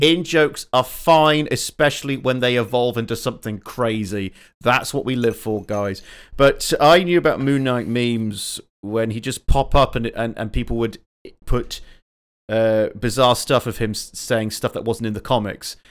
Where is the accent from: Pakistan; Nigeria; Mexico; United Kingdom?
United Kingdom; England; I'm a Southerner